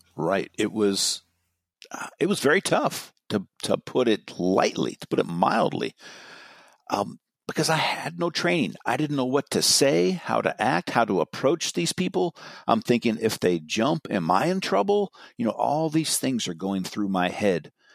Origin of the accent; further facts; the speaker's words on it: Marin County, California, United States; I'm from Marin